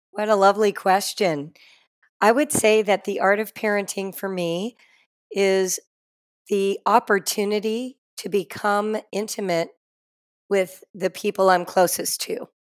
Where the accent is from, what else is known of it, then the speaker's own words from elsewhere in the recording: Los Angeles, California, United States; moved away as an adult; also born or lived in Morocco; I grew up in Los Angeles, California